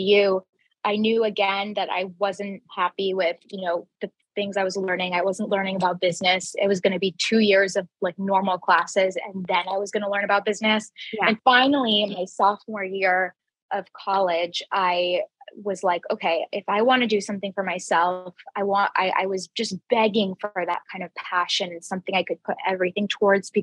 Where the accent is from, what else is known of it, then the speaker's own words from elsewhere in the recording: Jacksonville, Florida, United States; I grew up in Jacksonville, Florida